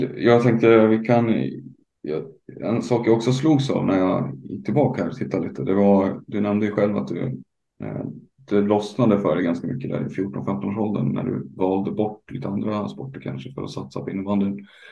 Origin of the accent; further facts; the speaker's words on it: Hälsingland, Gävleborg County, Sweden; moved away; also born or lived in Dalarna; jag är ju uppvuxen själv i Hälsingland och bott i Dalarna ganska mycket.